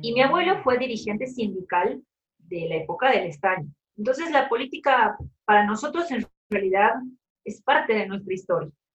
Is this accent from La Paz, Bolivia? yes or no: no; Cochabamba, Bolivia; also born or lived in Córdoba, Argentina; yo soy de Cochabamba Cochabamba es el centro de Bolivia